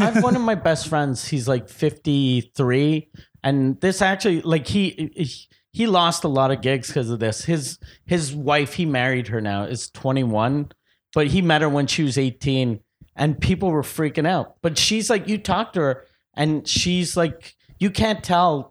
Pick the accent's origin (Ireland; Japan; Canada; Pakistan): Canada; Quebec City, Quebec; also born or lived in Montreal; I'm from Quebec City.